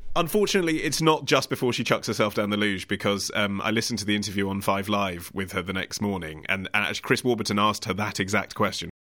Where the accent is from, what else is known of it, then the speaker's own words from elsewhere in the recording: England, United Kingdom; I'm English.